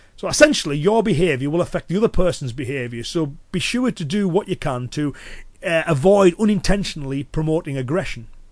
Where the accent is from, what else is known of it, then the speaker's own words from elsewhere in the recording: Cumbria, North West England, United Kingdom; accent: Cumbrian; I'm from the northwest. So it's a Cumbrian accent